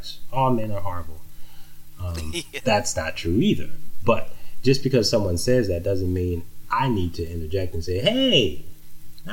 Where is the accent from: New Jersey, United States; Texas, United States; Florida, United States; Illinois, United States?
Texas, United States; moved away; also born or lived in New Orleans, Louisiana / Minnesota; I lived in Texas most of my life, I would say. Well, half of it anyway. I was born in New Orleans, and I left New Orleans at a young age after Hurricane Katrina